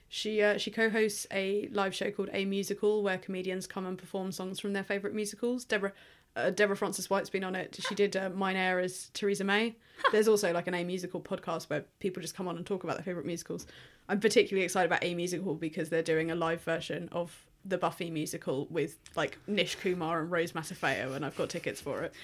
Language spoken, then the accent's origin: English; England, United Kingdom; being English